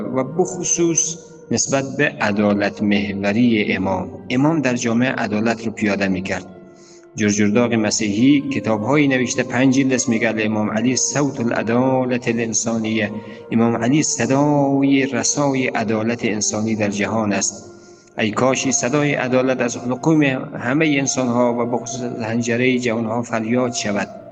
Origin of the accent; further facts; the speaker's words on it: Afghanistan; ما همه ما افغانستانی هستیم